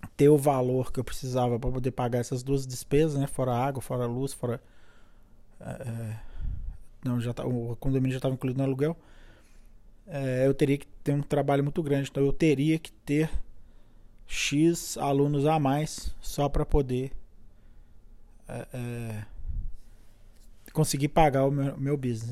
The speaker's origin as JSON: {"language": "Portuguese", "town": "Belo Horizonte", "region": "Minas Gerais", "country": "Brazil", "tie": "born or raised there", "also_born_or_lived": "Brasília / Boston", "moved": "as an adult", "lives_now": "San Diego, United States", "said": "Eu sou natural de Belo Horizonte"}